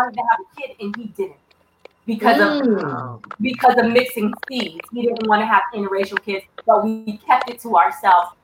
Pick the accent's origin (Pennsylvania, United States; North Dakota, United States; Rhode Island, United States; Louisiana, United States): Rhode Island, United States; moved away; also born or lived in Wyoming; And I'm from Rhode Island